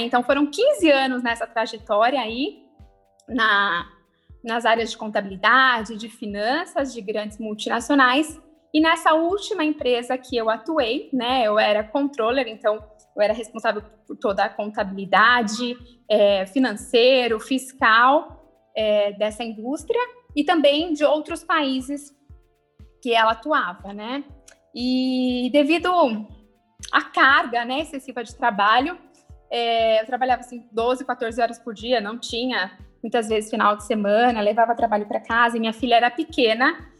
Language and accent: Portuguese; Osasco, São Paulo, Brazil; sou nascida em Osasco.